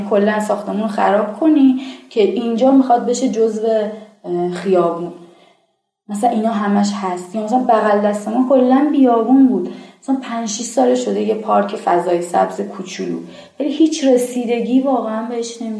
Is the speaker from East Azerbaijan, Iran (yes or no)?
no; Islamshahr, Tehran Province, Iran; چقدر من خودم کشتم و مرمور می شدم از اینکه بگم بچه اسلام شرم